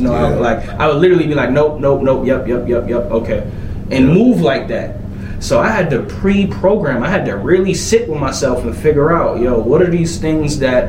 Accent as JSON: {"language": "English", "region": "New York", "country": "United States", "tie": "born or raised there", "said": "I'm from New York. It's just the mentality, right?"}